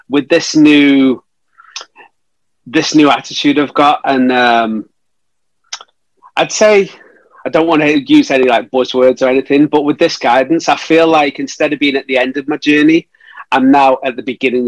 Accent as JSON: {"language": "English", "town": "Stoke-on-Trent", "region": "West Midlands", "country": "United Kingdom", "tie": "born or raised there", "said": "my hometown of Stoke-on-Trent"}